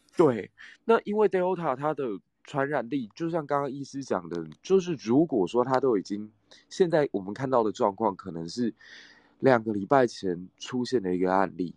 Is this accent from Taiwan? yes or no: yes; Taiwan; 我们台湾人